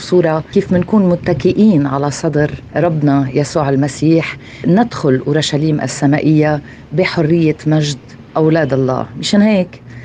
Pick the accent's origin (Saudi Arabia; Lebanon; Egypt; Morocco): Lebanon; من لبنان